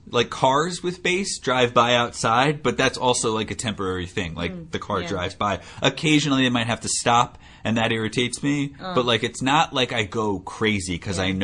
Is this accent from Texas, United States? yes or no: no; New Jersey, United States; moved away; Back in New Jersey, in my hometown, I lived by an airport